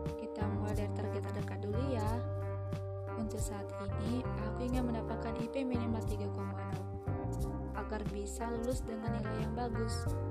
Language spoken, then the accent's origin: Indonesian; North Sumatra, Indonesia; Aku berasal dari Sumatera Utara